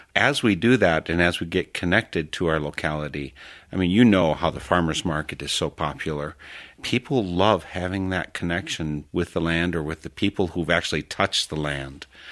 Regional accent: Wisconsin, United States; also born or lived in Africa / Texas; I'm born and raised in Wisconsin, and I've lived in Africa, for instance, in a l, just short while down in Texas

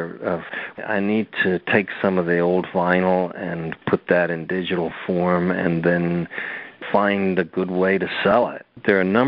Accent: Virginia, United States; I grew up in the South in Virginia

